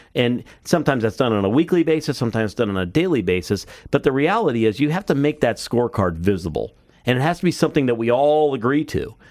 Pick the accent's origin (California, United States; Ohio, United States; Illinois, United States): Ohio, United States; Cleveland; I'm from Cleveland